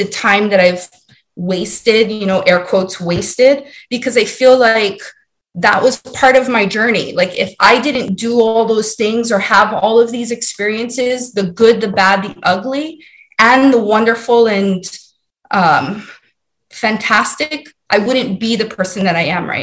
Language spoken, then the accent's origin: English; Hawaii, United States; moved away as an adult; also born or lived in Maryland; Born and raised in Hawaii